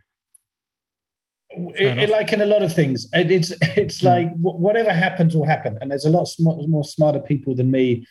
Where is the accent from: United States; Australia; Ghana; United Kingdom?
United Kingdom; As a British person